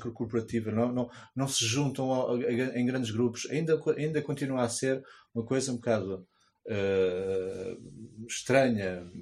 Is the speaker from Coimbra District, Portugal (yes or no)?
no; Almada, Lisbon, Portugal; eu sou muito da rua e observo, venho da Almada